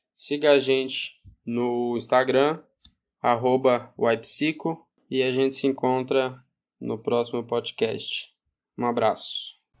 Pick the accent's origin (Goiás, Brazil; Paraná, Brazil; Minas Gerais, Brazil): Goiás, Brazil; Sou goiano do Uai, porta, porteiro e portão